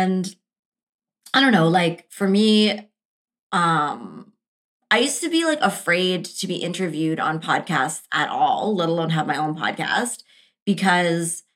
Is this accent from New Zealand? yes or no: no; Canada; we're Canadian